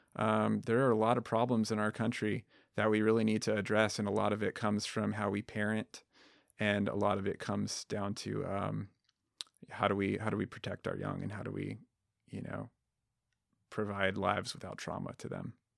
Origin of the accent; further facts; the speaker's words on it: Southwest Colorado, United States; moved away; I grew up in Southwest Colorado with Izzy, um, you know, in a, in a tiny town